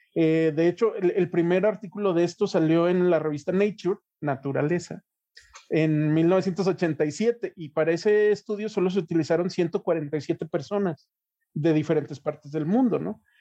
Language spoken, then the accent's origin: Spanish; Mexico; nosotros como mexicanos